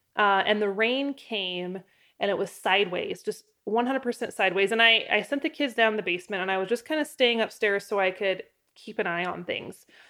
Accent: Idaho, United States; also born or lived in Southeast Wyoming; now in Wyoming, United States; growing up in Idaho

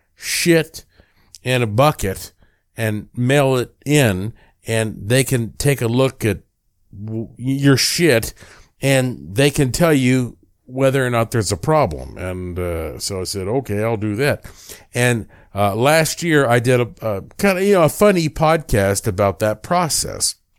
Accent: Asheville, North Carolina, United States; I was born in Asheville, North Carolina.

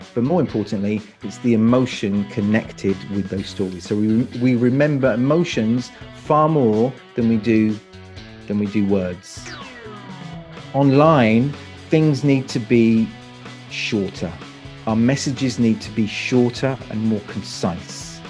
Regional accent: London, United Kingdom; moved away as an adult; now in Croatia; I live in Croatia. I'm from London. So, uh, U K is, is my, is my native

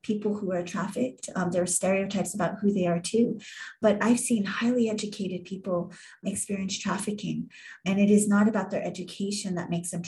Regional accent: Hawaii, United States; growing up in Hawaii

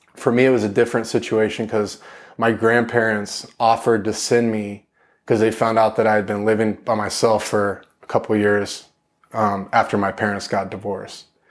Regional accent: Corpus Christi, Texas, United States; I was born in East Texas, but when I was young, I moved to, uh, Corpus Christi, Texas

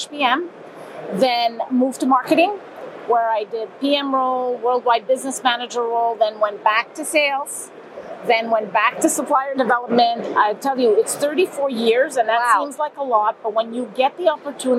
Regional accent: Montreal, Quebec, Canada; I'm from Montreal, but here in Germany.

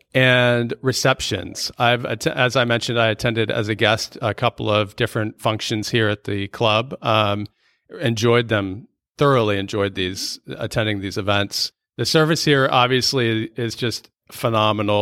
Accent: Northern Virginia, United States; moved away; also born or lived in Ashburn / Leesburg / Fairfax; I'm also from Northern Virginia

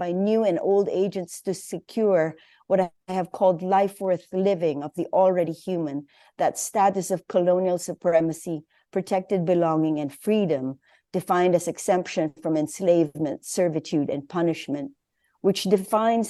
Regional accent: Philippines; as a Filipina

